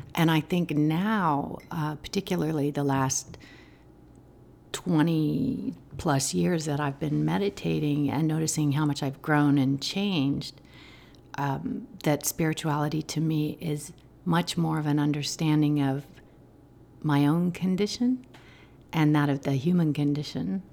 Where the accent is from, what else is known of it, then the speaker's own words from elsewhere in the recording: Albuquerque, New Mexico, United States; I grew up in Albuquerque, New